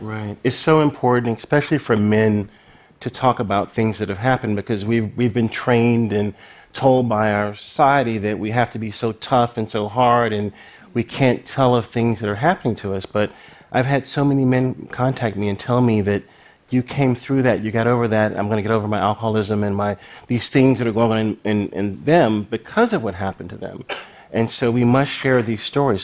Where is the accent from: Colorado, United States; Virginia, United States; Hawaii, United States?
Virginia, United States; Lynchburg; Lynchburg, Virginia, my hometown